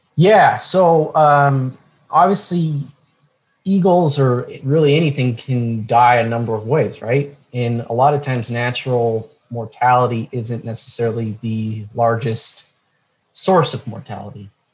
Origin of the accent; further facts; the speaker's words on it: Montana, United States; moved away as an adult; now in New Mexico, United States; I grew up in Montana, so northwest United States